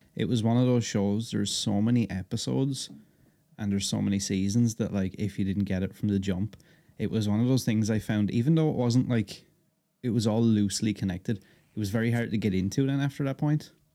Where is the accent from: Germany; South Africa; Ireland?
Ireland; I'm Irish